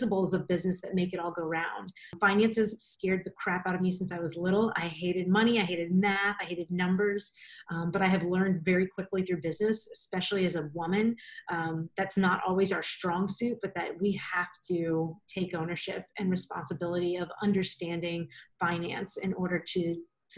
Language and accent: English; a small town outside New Orleans, Louisiana, United States; moved away as an adult; now in Orlando, United States; I'm from New Orleans originally, a really small swampy town right outside of New Orleans